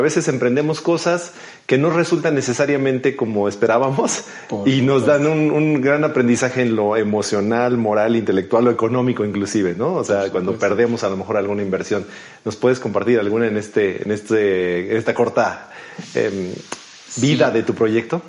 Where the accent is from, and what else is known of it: Mexico